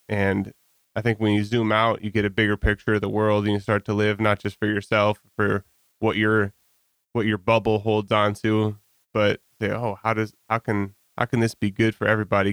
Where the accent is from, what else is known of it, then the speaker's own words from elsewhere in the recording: Holland, Michigan, United States; also born or lived in Guatemala; I grew up in Holland, and I was kind of in the Holland Christian, um, Montello Park Christian Reformed Church bubble